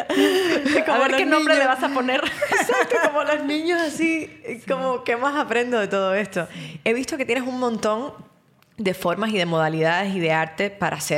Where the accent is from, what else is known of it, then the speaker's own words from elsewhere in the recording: Cuba; moved away; Yo que vengo de Cuba